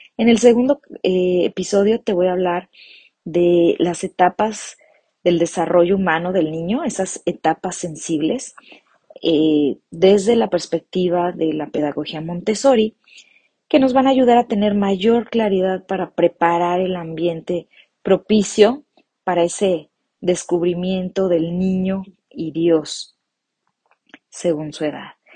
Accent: Morelia, Michoacán, Mexico; de la ciudad de Morelia, Michoacán, México

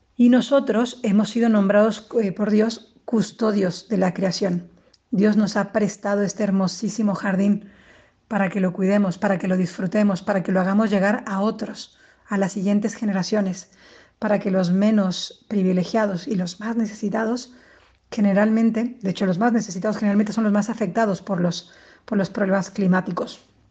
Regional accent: Guaymas, Sonora, Mexico; moved away as an adult; now in Madrid, Spain; Soy mexicana del norte de Guaymas, Sonora, pero eh, desde hace 10 años vivo en Madrid

